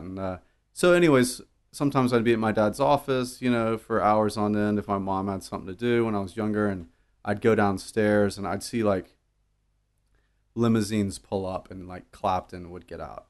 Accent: Dallas, Texas, United States; I grew up in Dallas

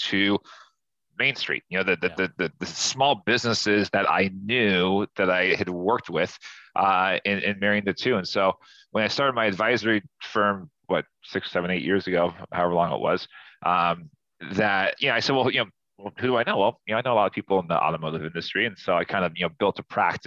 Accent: Southern California, United States; also born or lived in Newport Beach; So I'm from Southern California. You know, I live in Newport Beach now.

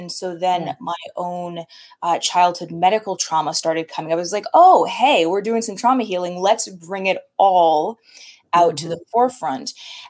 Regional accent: Connecticut, United States; also born or lived in California; So I grew up in a variety of places, most of childhood was spent back and forth between Connecticut and California. So very different, full on East Coast, full on West Coast vibes.

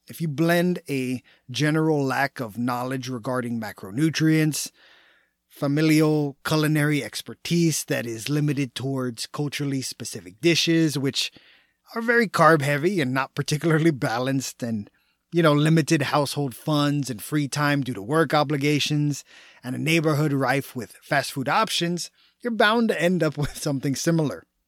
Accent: Texas, United States; I was born and raised in the Lone Star State, meaning I'm a proud Texan

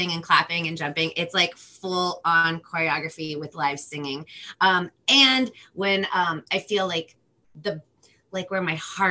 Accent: Los Angeles, California, United States; first language Spanish; English is a second language; I'm from Los Angeles, California

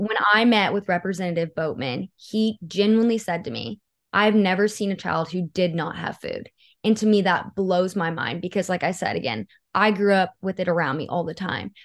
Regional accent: Seminole County, Oklahoma, United States; I grew up in Seminole County, and it's a very, like, poverty-driven part of the state.

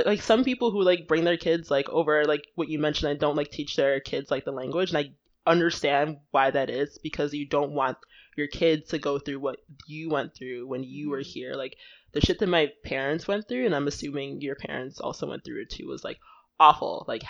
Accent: Nigeria; And I'm like, fighting people who look like me. It's like, actually, yes. I am Nigerian.

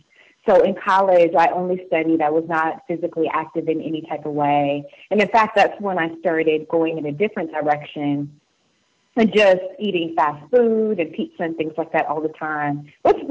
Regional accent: Charleston, South Carolina, United States; I grew up in Charleston, South Carolina, so I grew up as a military brat, and I ended up staying in South Carolina from middle school, high school, through college

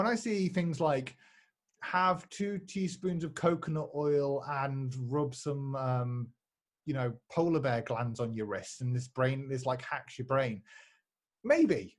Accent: United Kingdom; I'm British.

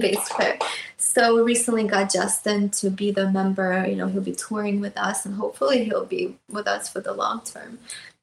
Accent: Russia; moved away; I grew up in Russia, so I went to a music school

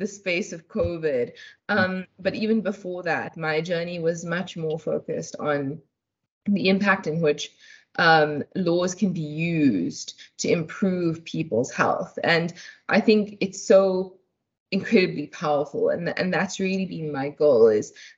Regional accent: Durban, KwaZulu-Natal, South Africa; moved away as an adult; also born or lived in Chatsworth / Cape Town; now in Johannesburg, South Africa; I grew up in Durban. I was born in Chatsworth

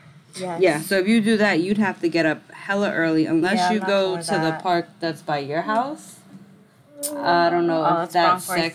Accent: New York City, New York, United States; Everybody's ghetto, we're from the Bronx.

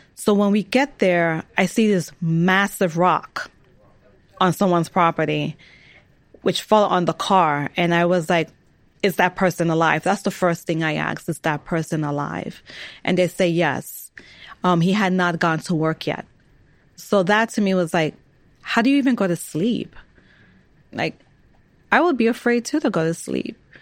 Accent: New York City, New York, United States; I was born and raised in New York

